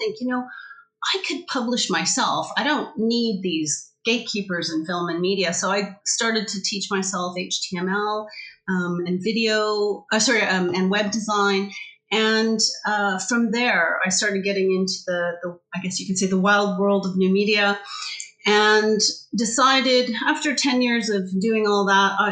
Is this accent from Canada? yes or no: yes; Canada; moved away as an adult; also born or lived in Vancouver; now in United Kingdom; I'm originally from Canada. I've been in the UK for going on 13 and a half years.